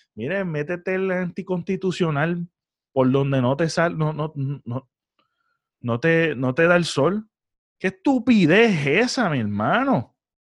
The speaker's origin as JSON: {"language": "Spanish", "country": "Puerto Rico"}